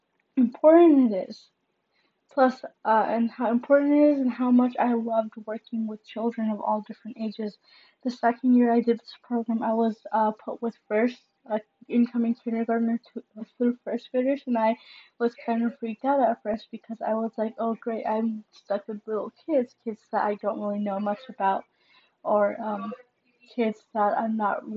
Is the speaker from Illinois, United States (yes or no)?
yes; Chicago suburbs, Illinois, United States; I'm from the suburbs, yes. But I can't really claim that I am from Chicago because I haven't lived there